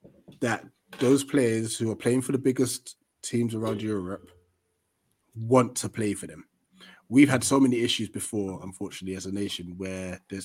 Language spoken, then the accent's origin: English; Ghana; as a Ghanaian